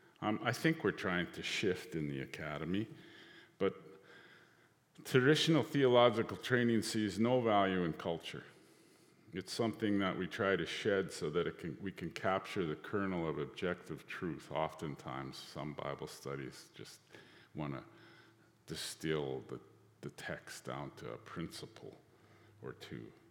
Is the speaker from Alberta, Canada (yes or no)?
yes; Northern Alberta, Canada; I'm a Cree from Northern Alberta